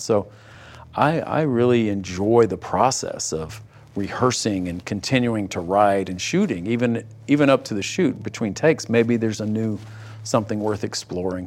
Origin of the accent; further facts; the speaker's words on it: East Texas, United States; I grew up in in East Texas